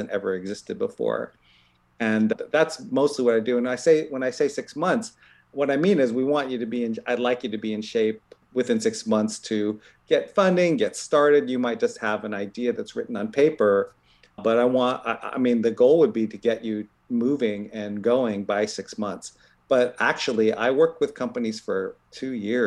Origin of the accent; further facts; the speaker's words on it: Columbus, Ohio, United States; now in Bay Area, United States; I grew up in Columbus, Ohio